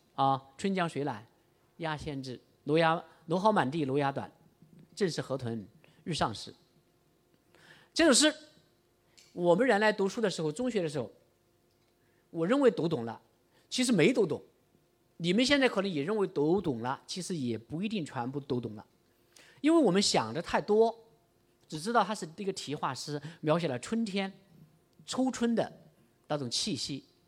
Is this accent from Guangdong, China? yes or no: yes; Chaozhou, Guangdong, China; 我们潮州人吃的牛肉丸那么大